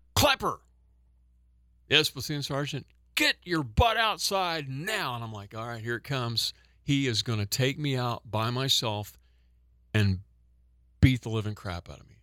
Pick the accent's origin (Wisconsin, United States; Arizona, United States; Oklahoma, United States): Oklahoma, United States; I'm from Oklahoma